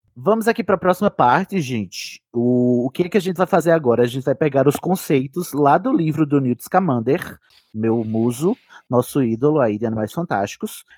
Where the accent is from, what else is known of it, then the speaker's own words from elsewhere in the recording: Paraíba, Brazil; eu sou da Paraíba